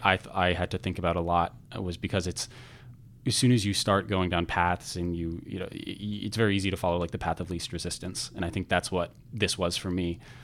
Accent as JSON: {"language": "English", "town": "Redmond", "region": "Washington", "country": "United States", "tie": "born or raised there", "also_born_or_lived": "Providence, Rhode Island", "moved": "as an adult", "lives_now": "Chicago, United States", "said": "I was in Redmond, the Greater Redmond area, up until the end of high school"}